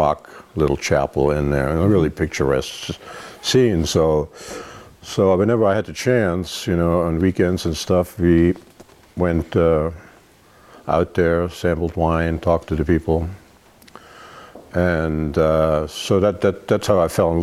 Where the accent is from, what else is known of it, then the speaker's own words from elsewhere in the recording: East Germany, Germany; now in Oregon, United States; I grew up in Germany, in a small town in East Germany that was actually communist at the time